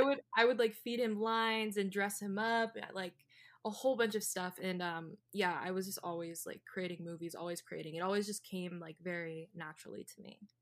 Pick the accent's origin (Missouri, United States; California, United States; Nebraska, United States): California, United States; growing up in California was very convenient